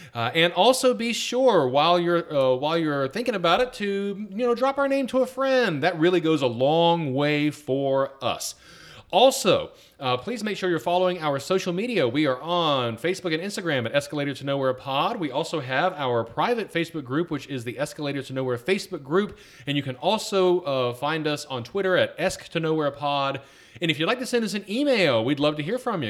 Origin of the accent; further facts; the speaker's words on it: Atlanta, Georgia, United States; now in Virginia, United States; I grew up in Atlanta